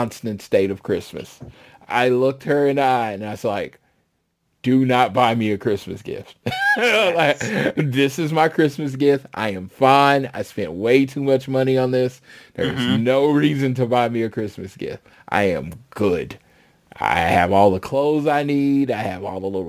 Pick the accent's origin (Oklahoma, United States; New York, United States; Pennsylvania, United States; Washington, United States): Oklahoma, United States; Oklahoma City; I'm from Oklahoma City